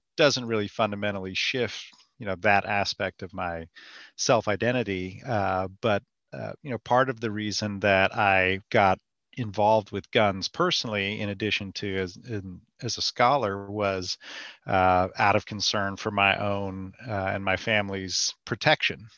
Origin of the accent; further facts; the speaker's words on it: California, United States; moved away; also born or lived in North Carolina; my background growing up in California where there wasn't much of a, an active gun culture